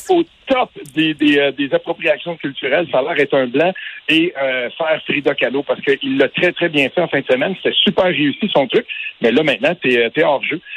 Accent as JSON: {"language": "French", "region": "Quebec", "country": "Canada", "said": "on vient du Québec"}